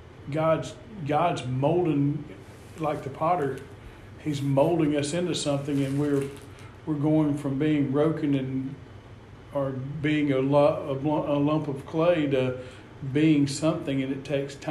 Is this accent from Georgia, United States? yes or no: yes; Atlanta, Georgia, United States; I grew up in Metro Atlanta